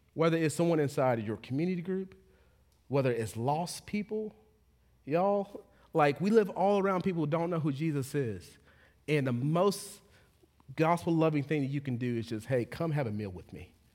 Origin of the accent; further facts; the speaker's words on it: Texas, United States; now in Charlotte, United States; I'm from Texas